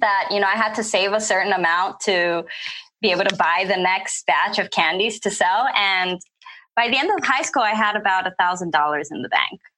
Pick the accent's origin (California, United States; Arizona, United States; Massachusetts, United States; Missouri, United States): California, United States; moved away as an adult; also born or lived in Flint, Michigan; I'm originally from California